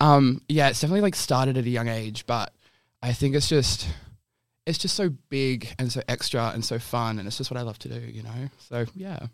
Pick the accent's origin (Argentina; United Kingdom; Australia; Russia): Australia; Bunbury, Western Australia; now in Perth, Australia; I can still live the life I wanna live and be in my hometown